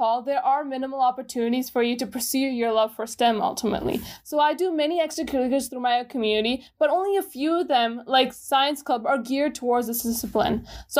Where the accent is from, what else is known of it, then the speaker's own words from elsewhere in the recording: Gujrat, Punjab, Pakistan; born there; also born or lived in Dubai, United Arab Emirates; I was born in Gujarat, Pakistan in 2003. And where I was raised, that's a little bit complicated. So I lived in Dubai, United Arab Emirates for a couple of years.